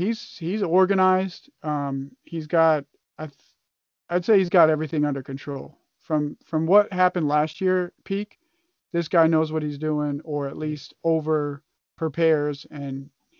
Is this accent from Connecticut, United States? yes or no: yes; Connecticut, United States; I'm from New York, so like, or not New York, but Connecticut is real close to New York.